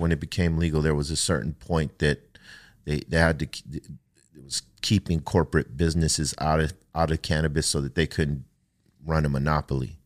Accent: United States; Growing up on the East Side

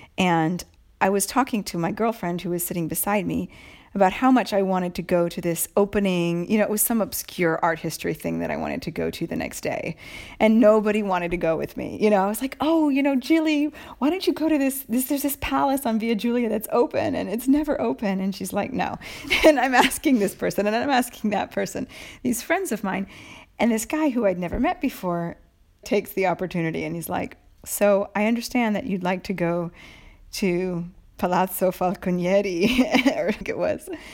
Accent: United States; moved away as an adult; now in Italy; I'm from America

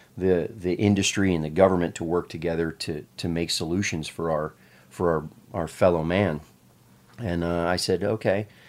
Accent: Pennsylvania, United States; I, I, I grew up in Pennsylvania

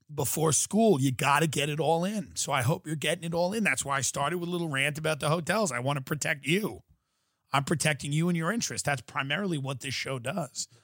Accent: Long Island, New York, United States; moved away as an adult; now in California, United States; guys that I grew up with on Long Island

